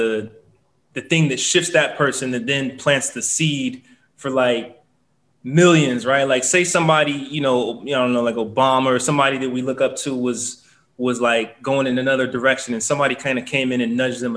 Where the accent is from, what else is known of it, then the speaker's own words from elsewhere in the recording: Nigeria; we're Nigerian